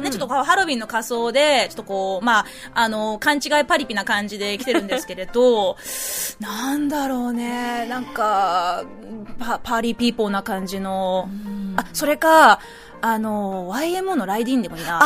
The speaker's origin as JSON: {"language": "Japanese", "country": "New Zealand", "tie": "born or raised there", "moved": "yes", "lives_now": "Japan", "said": "自分は結構そのニュージーランド育ちだったんで"}